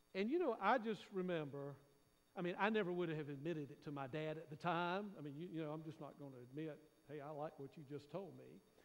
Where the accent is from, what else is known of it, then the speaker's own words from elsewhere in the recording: Raleigh, North Carolina, United States; I grew up in Raleigh, at the time it was out in the county